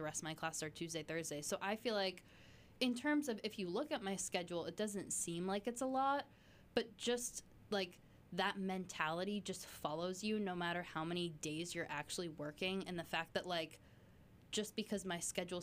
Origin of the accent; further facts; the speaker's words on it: Massachusetts, United States; I was born and raised in Massachusetts